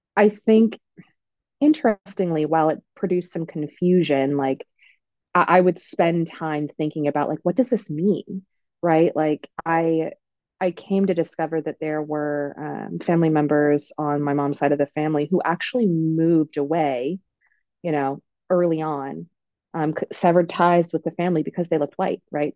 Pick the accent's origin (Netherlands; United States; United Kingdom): United States; Oregon; I'm from Oregon. I'm from Oregon.